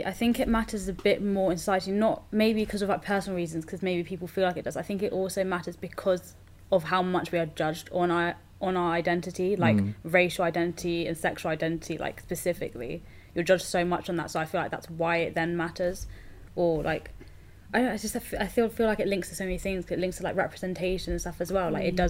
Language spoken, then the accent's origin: English; India; I'm South Asian, so then I wouldn't take female as the main part of my identity. Would probably be being Indian.